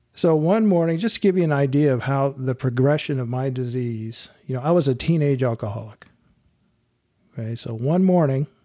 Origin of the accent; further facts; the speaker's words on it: Long Beach, California, United States; moved away as an adult; now in Texas, United States; I grew up in Long Beach